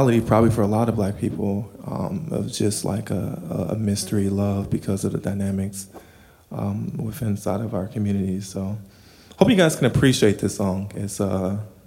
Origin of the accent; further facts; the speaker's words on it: Minneapolis–Saint Paul, Minnesota, United States; I'm from Twin Cities